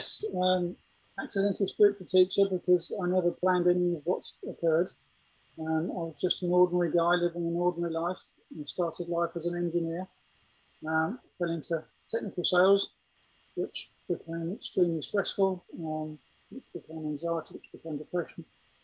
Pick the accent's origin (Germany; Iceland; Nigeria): Germany; I'd seen people commit suicide when I grew up in Germany